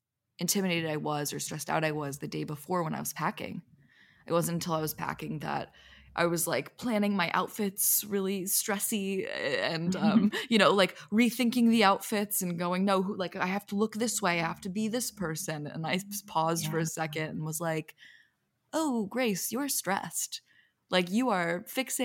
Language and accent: English; Philadelphia, Pennsylvania, United States; moved away as an adult; also born or lived in Los Angeles; I just got back today from my hometown, Philadelphia